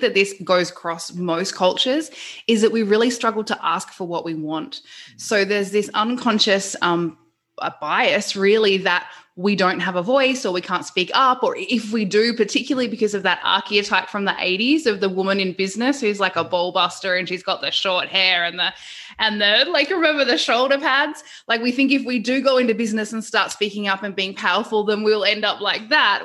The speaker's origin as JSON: {"language": "English", "region": "Queensland", "country": "Australia", "said": "I'm from Queensland."}